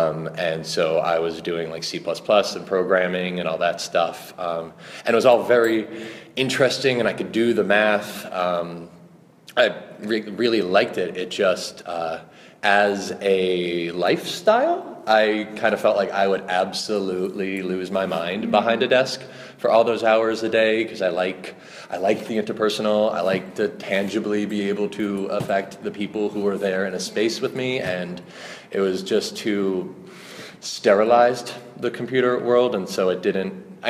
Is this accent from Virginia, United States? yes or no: no; Long Island, New York, United States; accent: New York; because I'm from Long Island and I had an awful New York accent and I mumbled and I spoke really fast and I was just incomprehensible.